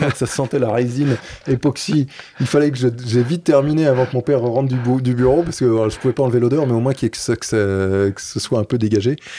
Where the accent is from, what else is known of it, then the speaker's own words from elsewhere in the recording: Paris, Île-de-France, France; also born or lived in Brittany; j'ai grandi à Paris